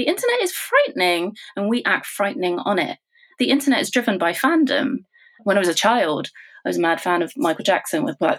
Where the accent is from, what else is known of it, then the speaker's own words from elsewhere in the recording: United Kingdom; I think when you're growing up in Britain, you know, it's much less now, but when I was growing up here, you're told of, you know, what's the ideal, what is beautiful.